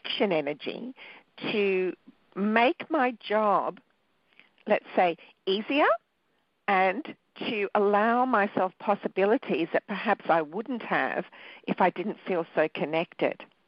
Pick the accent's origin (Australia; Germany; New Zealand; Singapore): Australia; also born or lived in Sri Lanka; I was born in Sri Lanka, which is a little island off the bottom of India. And I came to Australia when I was 2